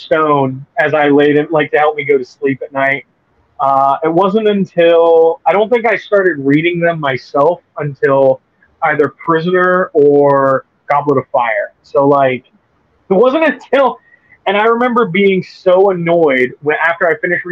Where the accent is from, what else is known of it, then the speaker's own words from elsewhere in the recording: Bahamas; growing up in the Bahamas without movie theaters.